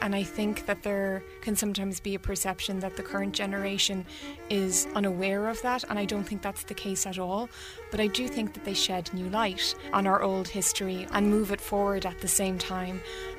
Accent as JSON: {"language": "English", "town": "Dublin", "region": "Leinster", "country": "Ireland", "tie": "born or raised there", "moved": "yes", "lives_now": "United States", "said": "I was quite insular coming from Ireland and that I would be, you know, easily shocked by things. But I grew up in North Dublin"}